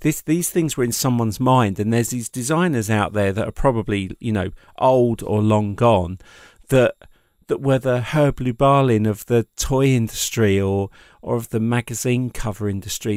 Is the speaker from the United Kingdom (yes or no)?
yes; England, United Kingdom; being an English person